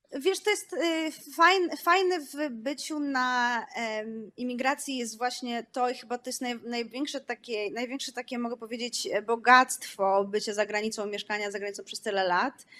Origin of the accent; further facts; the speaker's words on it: Poland; moved away; Jesteśmy z, z fajnego kraju, w którym kulturalnie jest, jest to no, miejsce bardzo bogate